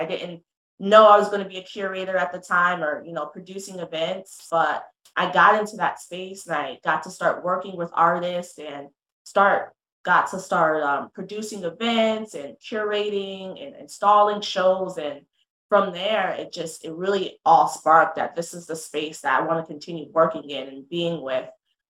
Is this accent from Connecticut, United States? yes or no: yes; London, Connecticut, United States; So I'm from London, Connecticut, born and raised